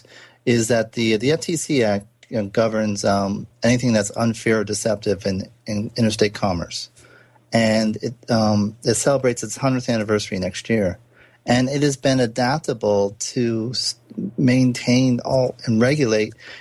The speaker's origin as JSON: {"language": "English", "region": "New England", "country": "United States", "tie": "born or raised there", "said": "I grew up in New England"}